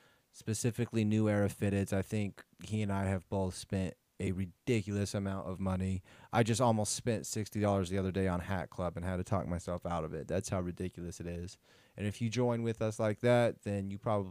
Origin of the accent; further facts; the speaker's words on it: Las Vegas, Nevada, United States; moved away; I'm originally from Vegas